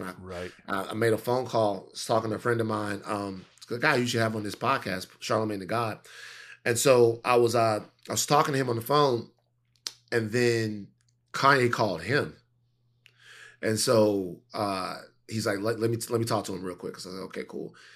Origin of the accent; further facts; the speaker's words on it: Baton Rouge, Louisiana, United States; moved away; I was from Baton Rouge